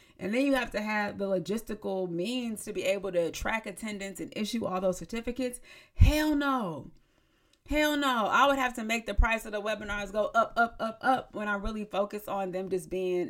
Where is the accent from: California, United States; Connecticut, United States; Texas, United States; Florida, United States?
California, United States; San Diego; moved away; I moved away from home. So like once I moved away from San Diego